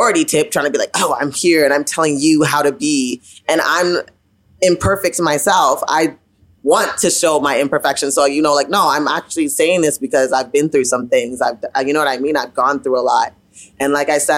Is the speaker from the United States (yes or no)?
no; Ottawa, Ontario, Canada; I grew up in Ottawa, right? Ottawa, like I said, like late 80s, early 90s.